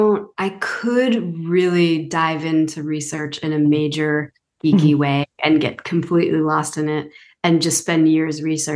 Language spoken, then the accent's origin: English; Massachusetts, United States; moved away as an adult; now in Outer Banks, North Carolina, United States; I write about the Outer Banks, but I'm not from here originally. I'm from Massachusetts. Mm. So I've lived here for 9 years